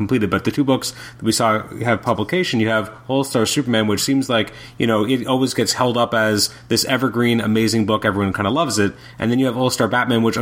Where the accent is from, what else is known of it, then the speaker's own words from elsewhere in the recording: Canada; as a Canadian fan